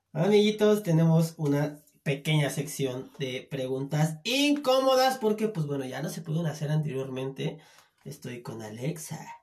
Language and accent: Spanish; Chiapas, Mexico; En mi tierra, Chiapas